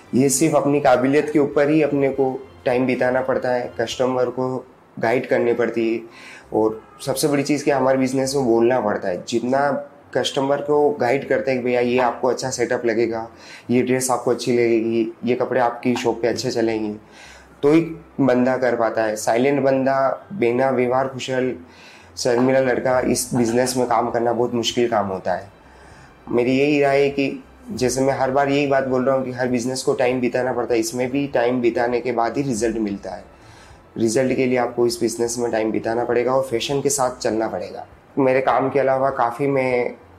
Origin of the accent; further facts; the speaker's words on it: Kheroda, Rajasthan, India; moved away as an adult; also born or lived in Bhinder; now in Udaipur, India; मेरा बचपन खेरोदा में बीता है यहाँ से 40 किलोमीटर दूर वल्लभ नगर तहसील